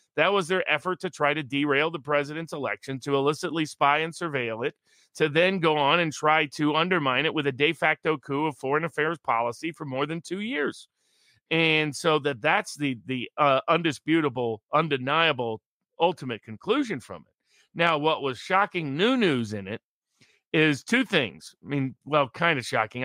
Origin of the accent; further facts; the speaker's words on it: Chattanooga, Tennessee, United States; my hometown, which will feature in the last one of the last cases we'll discuss today, Chattanooga, Tennessee